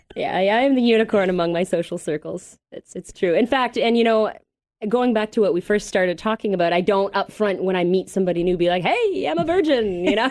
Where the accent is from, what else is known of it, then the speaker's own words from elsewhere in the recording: Mississauga, Ontario, Canada; I'm from Toronto originally, Mississauga more specifically